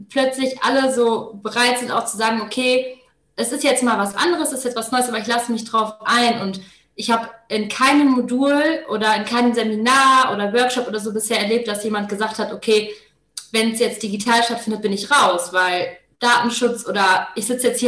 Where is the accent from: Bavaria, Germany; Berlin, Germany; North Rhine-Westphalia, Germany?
North Rhine-Westphalia, Germany; Paderborn; born there; Ich äh, bin 26 Jahre alt, äh, komme gebürtig aus Paderborn und äh, studiere jetzt hier an der Universität Paderborn